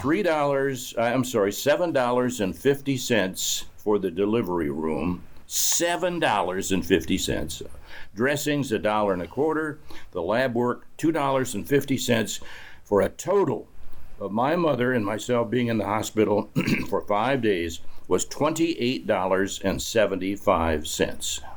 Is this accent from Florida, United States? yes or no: no; Albion, Michigan, United States; moved away as an adult; also born or lived in Battle Creek, Michigan; I was born and raised in Albion